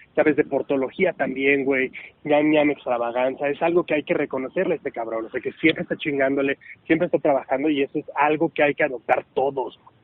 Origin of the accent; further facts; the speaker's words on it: Puebla, Mexico; a mí me encanta decir que soy de Puebla, me encanta decir de dónde vengo